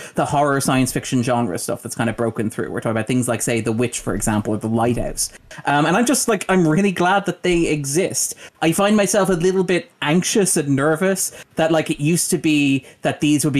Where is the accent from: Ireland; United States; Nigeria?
Ireland; as an Irish person